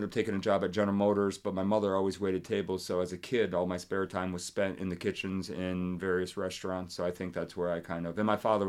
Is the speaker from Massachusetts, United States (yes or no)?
yes; Springfield, Massachusetts, United States; born there; Right, but because I was born in Springfield, Mass, while my father was down there, he caught the Red Sox bug